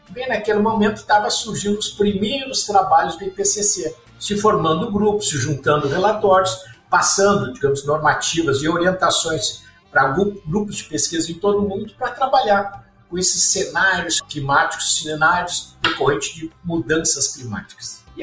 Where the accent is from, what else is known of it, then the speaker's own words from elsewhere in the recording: Pelotas, Rio Grande do Sul, Brazil; also born or lived in Porto Alegre; Então, sou gaúcho, nasci em Porto Alegre e logo cedo, quando tinha 5 anos, meus pais se mudaram mais para o sul, lá para a região de Pelotas, e lá eu fui meio que criado